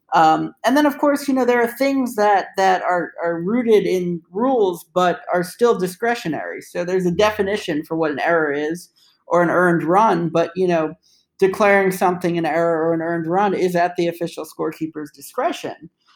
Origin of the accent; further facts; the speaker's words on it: New York, United States; moved away as an adult; now in Washington, D.C., United States; my hometown New York Islanders